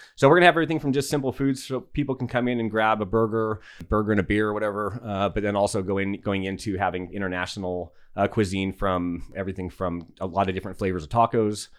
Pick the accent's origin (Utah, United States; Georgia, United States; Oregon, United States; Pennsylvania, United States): Utah, United States; Salt Lake City; moved away as an adult; also born or lived in Alaska / Los Angeles; now in Yucca Valley, United States; originally, I'm a native to the desert of Utah, so I grew up in Salt Lake City.